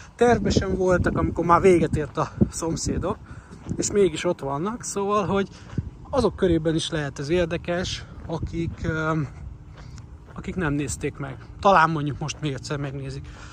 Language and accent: Hungarian; Hungary; magyarként, gyerekként a 80-as, 90-es években